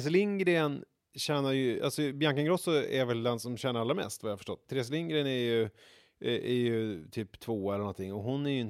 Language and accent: Swedish; Vega, Stockholm County, Sweden; huset i Vega där jag växte